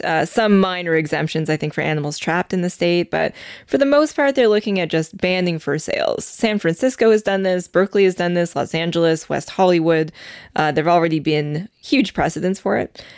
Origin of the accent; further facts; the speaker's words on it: Calgary, Alberta, Canada; moved away; I was born in Calgary. My family's still there